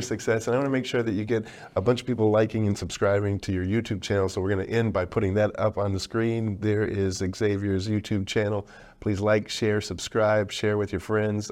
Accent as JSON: {"language": "English", "town": "Detroit", "region": "Michigan", "country": "United States", "tie": "born or raised there", "said": "I grew up in Detroit"}